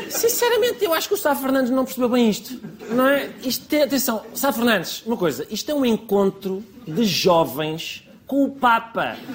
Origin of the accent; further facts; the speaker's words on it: Colombia; now in Portugal; Sou um católico, venho da Colômbia, é pá, eu vou para Lisboa, não me vou calar enquanto não baixarem as rendas em Odivelas